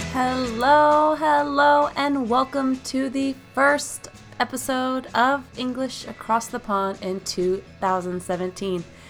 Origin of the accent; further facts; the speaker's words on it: United States; from the United States